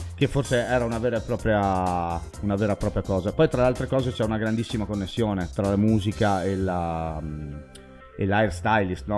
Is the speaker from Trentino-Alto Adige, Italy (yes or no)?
yes; Bolzano, Trentino-Alto Adige, Italy; also born or lived in Merano area; io come DJ sono nato nel Meranese e non a Bolzano, anche se in realtà sono nato a Bolzano